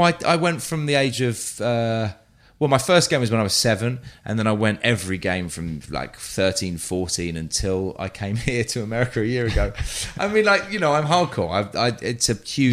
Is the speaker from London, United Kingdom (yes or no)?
yes; London, United Kingdom; moved away; I grew up North London near Arsenal